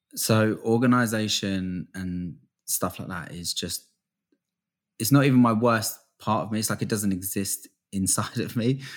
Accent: England, United Kingdom; also born or lived in Florida, United States; I lived in, uh, Florida for, like, the first six years of my life. I was born in England

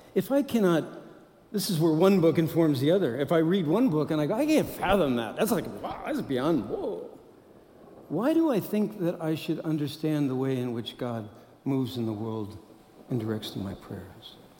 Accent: Midwest, United States; I'm from the Midwest. So I like to be Midwest nice.

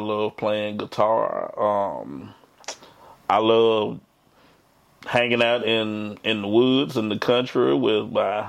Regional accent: Hinds County, Mississippi, United States; I was born and raised right here in Hinds County, Mississippi

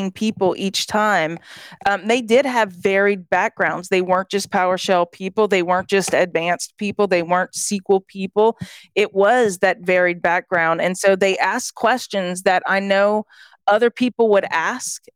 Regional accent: Southwest Louisiana, United States; moved away as an adult; also born or lived in California / Belgium; I was from Southwest Louisiana. And I actually, whenever I was 18, I moved to California

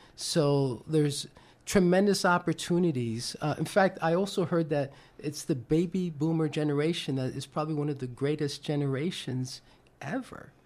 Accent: New York, United States; I'm originally from New York

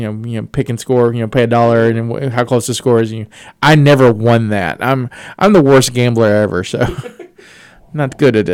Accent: the South, United States; moved away; I'm from the South

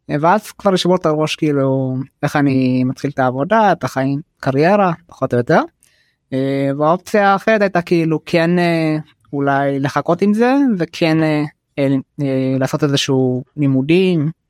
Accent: Jaffa, Tel Aviv District, Israel; אבל כאילו בקהילה שאני נמצא בה כאילו איפה שאני גדלתי וגם בתוך השכונה ביפו לא היה מישהו מהעדה האתיופית

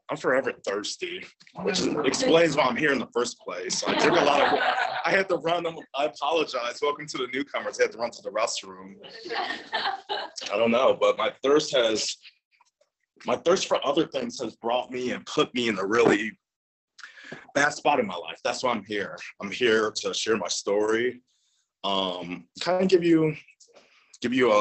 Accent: Chicago, Illinois, United States; I'm from the South Side of Chicago, born and raised

